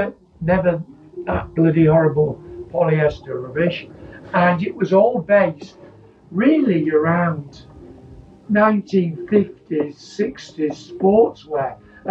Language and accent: English; Scunthorpe, Yorkshire and the Humber, United Kingdom; born there; So I was born in Scunthorpe. I wanted to play for Scunthorpe United.